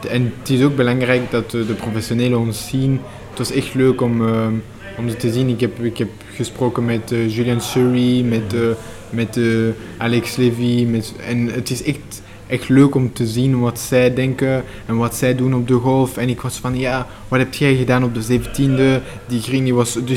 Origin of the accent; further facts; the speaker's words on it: Belgium; Eh, ik voel me echt Belg.